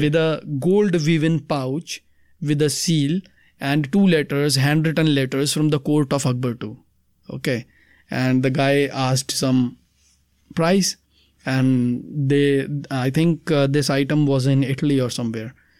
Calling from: Delhi, India; I'm calling from Delhi

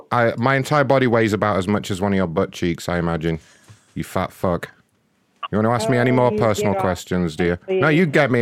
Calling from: Wisconsin, United States

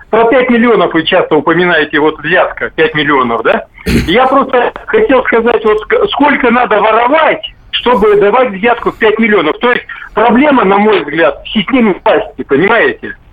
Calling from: Rostov-on-Don, Rostov Oblast, Russia; Э, добрый день, Ростов-Дон.

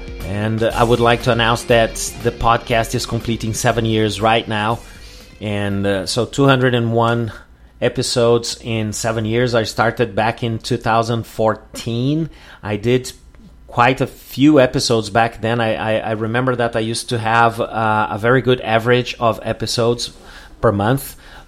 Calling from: Porto Alegre, Rio Grande do Sul, Brazil

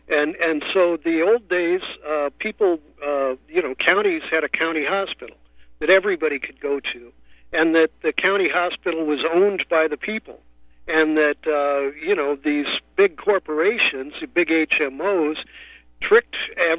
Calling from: San Francisco, California, United States; I'm calling you from San Francisco.

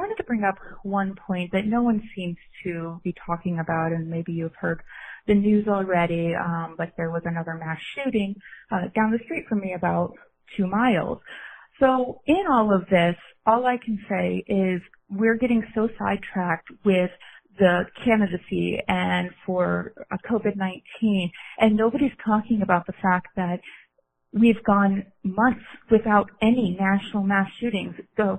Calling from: Glendale, Arizona, United States; I'm checking in from Glendale, Arizona.

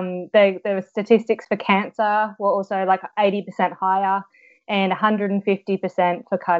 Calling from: Sydney, New South Wales, Australia; I'm from Sydney, sunny Sydney today.

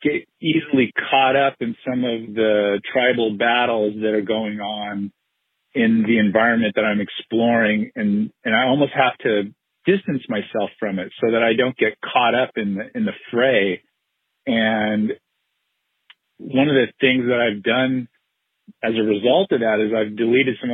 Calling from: Southern California, United States; I'm calling from Southern California.

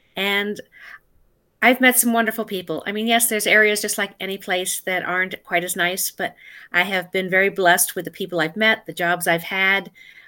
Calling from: Los Angeles, California, United States; The Los Angeles area.

